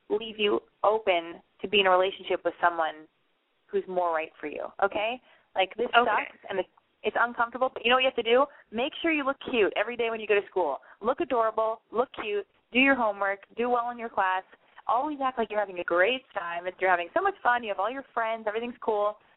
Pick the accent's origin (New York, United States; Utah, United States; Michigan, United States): Utah, United States; I'm from Utah.